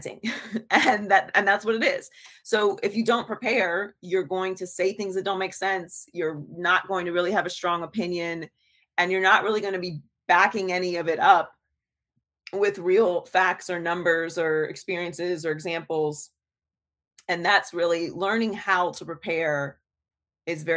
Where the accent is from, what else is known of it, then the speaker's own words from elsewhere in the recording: Pittsburgh, Pennsylvania, United States; also born or lived in Miami; now in Los Angeles, United States; I was born and raised in Pittsburgh, Pennsylvania